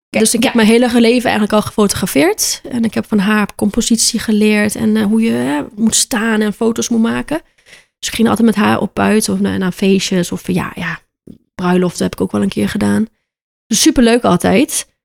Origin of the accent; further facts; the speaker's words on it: Aruba; moved away as an adult; now in Netherlands; ja, ik kom uit Aruba en ik ben nu 10 jaar in Nederland, woon ik nu.